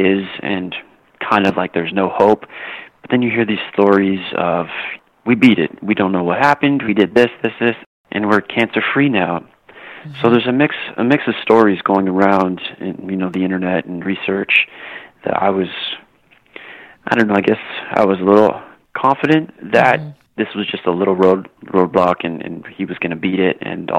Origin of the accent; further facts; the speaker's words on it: Canada; when I was younger, growing up in Canada, as every Canadian boy does, you play hockey